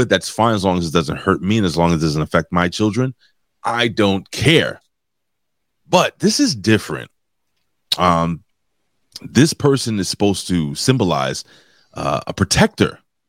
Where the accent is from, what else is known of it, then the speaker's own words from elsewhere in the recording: New York City, New York, United States; I'm a blue collar worker and I'm a union guy. So and I'm from New York City, which sucks. And I'm trying to get the hell out of here.